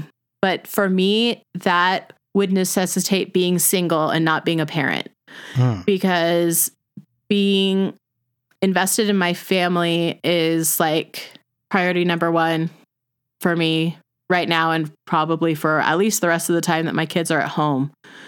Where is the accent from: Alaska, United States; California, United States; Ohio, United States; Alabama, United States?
California, United States; also born or lived in Utah; growing up in Southern California and having lived in Utah for 12 or more than that years, I say it Holly.